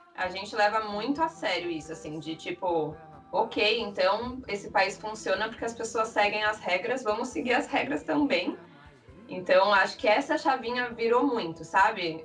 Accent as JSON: {"language": "Portuguese", "region": "São Paulo", "country": "Brazil", "moved": "as an adult", "lives_now": "Burnaby, Canada", "said": "Eu sou de São Paulo, capital."}